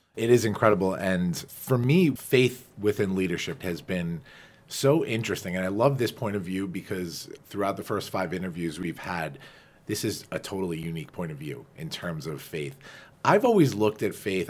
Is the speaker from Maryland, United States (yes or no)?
no; Farmingdale, New York, United States; growing up on Long Island, you know, as we all did, we're both Dalers